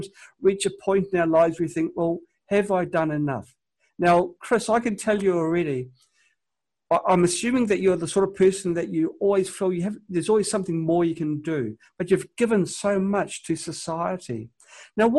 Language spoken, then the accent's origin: English; New Zealand; now in China; I'm from New Zealand. I now live in China.